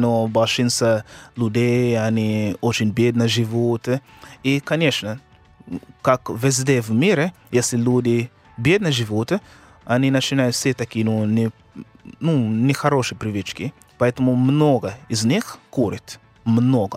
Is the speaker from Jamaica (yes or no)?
yes; Kingston, Jamaica; Russian is a second language; moved away; я из Кингстона